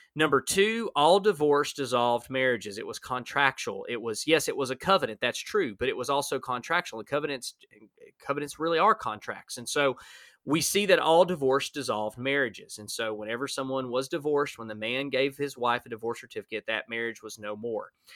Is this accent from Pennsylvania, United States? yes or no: no; Alabama, United States; I'm from Alabama